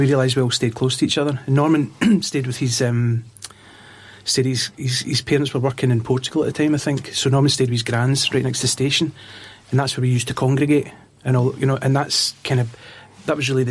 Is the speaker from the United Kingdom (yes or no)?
yes; Lanarkshire, Scotland, United Kingdom; growing up in Lanarkshire